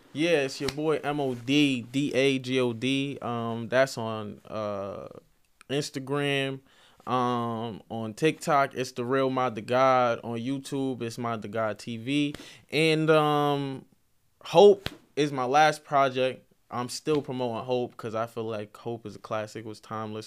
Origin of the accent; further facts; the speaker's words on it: Mount Vernon, New York, United States; I'm from Mount Vernon